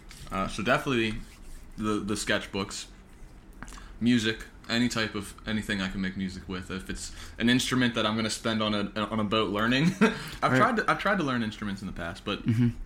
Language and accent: English; West Mifflin, Pennsylvania, United States; it's at the Thompson Club in West Mifflin, which is my hometown. I'm from West Mifflin